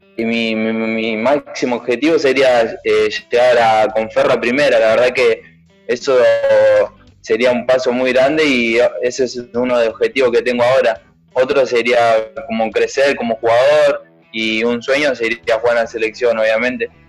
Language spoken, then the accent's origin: Spanish; Buenos Aires, Argentina; also born or lived in Ciudadela; yo nací en Ciudadela, la verdad que... Pero mis viejos trabajaban en Caballito, entonces mayormente hice toda mi, primaria en, en Caballito